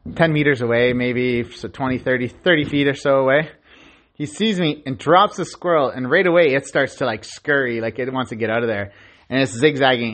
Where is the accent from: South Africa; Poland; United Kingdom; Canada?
Canada; I'm Canadian